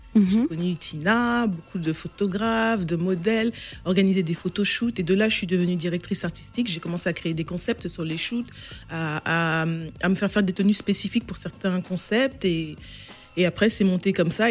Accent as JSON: {"language": "French", "country": "France", "tie": "born or raised there", "moved": "as an adult", "lives_now": "London, United Kingdom", "said": "je vivais en France, je suis née en France, j'ai étudié ici."}